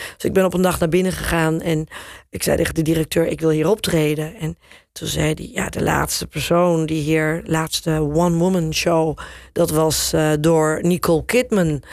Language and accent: Dutch; Netherlands; accent: Dutch; moved away as an adult; also born or lived in England / New York / Turkey; ik heb natuurlijk wel een Nederlands accent in mijn, eh, in mijn Engels.